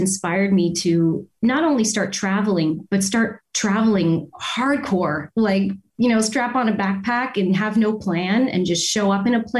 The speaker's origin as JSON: {"language": "English", "town": "Windsor", "region": "Ontario", "country": "Canada", "also_born_or_lived": "Toronto", "said": "I'm from Windsor, Ontario"}